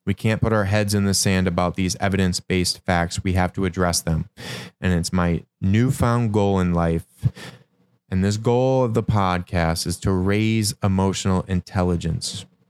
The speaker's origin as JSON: {"language": "English", "region": "Michigan", "country": "United States", "tie": "born or raised there", "said": "what I grew up witnessing in Michigan"}